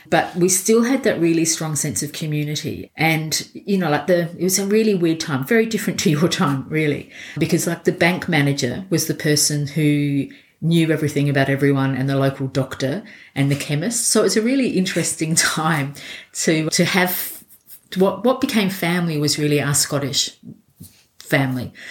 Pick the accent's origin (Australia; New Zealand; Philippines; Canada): Australia; Elizabeth, South Australia; born or raised there; also born or lived in Scotland